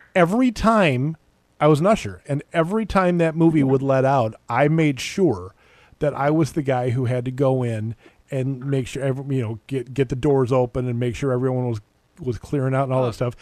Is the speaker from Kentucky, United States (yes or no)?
no; Minnesota, United States; growing up in Minnesota